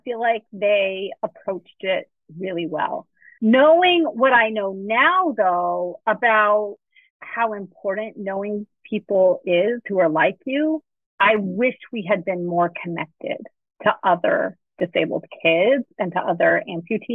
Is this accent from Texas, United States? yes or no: yes; Texas, United States; also born or lived in Miami, Florida; I grew up in Texas, but we lived in Miami, Florida for a period of about 3 years